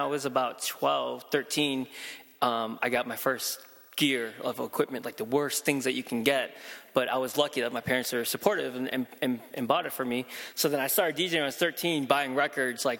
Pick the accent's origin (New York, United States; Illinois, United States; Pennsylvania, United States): Illinois, United States; Chicago; growing up in Chicago